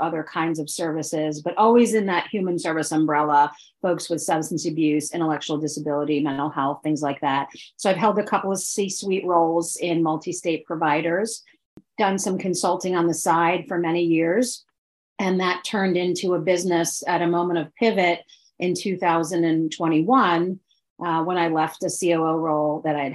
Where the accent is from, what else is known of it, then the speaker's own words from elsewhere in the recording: outside New York City, northern New Jersey, United States; now in Philadelphia, United States; I grew up outside of New York City in a part of northern New Jersey, or central northern New Jersey.